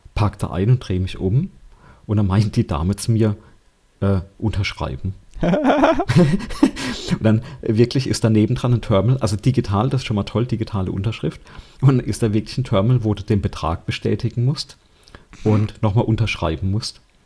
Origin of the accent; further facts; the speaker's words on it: Germany; bei uns in Deutschland